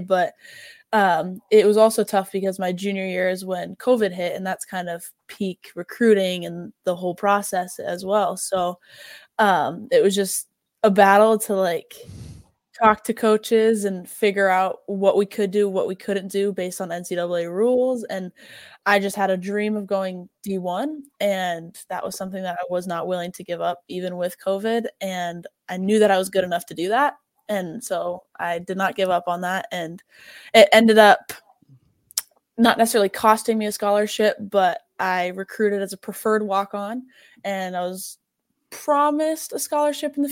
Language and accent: English; Iowa, United States; I'm originally from Iowa, and I grew up in Iowa